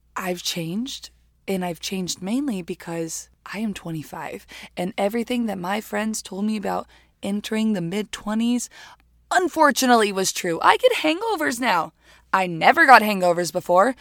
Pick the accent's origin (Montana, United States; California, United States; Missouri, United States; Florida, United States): Florida, United States; Hialeah; moved away as an adult; also born or lived in New York City; now in Los Angeles, United States; I was born in Miami, Florida, in a very fun, extremely Cuban place called Hialeah